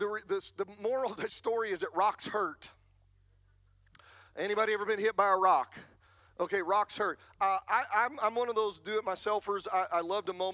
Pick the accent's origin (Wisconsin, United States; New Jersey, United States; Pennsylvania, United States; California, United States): Pennsylvania, United States; Manns Choice; When I was a child, growing up in Man's Choice, Pennsylvania